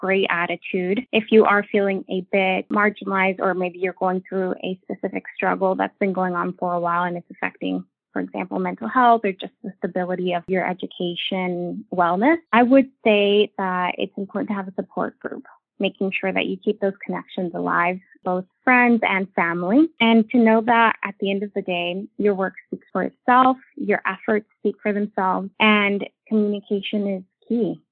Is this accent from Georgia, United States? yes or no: no; North Carolina, United States; also born or lived in Mexico; my family did move to North Carolina